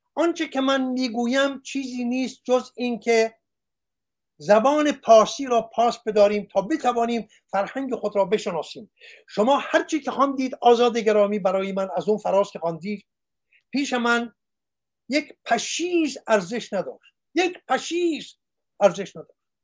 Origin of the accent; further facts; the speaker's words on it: Iran; moved away; also born or lived in Australia; من ایرانیم